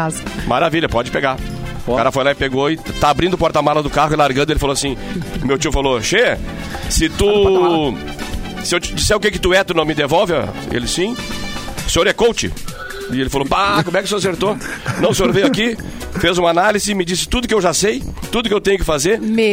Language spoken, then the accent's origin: Portuguese; Piratini, Rio Grande do Sul, Brazil; lá na minha cidade, lá em Piratini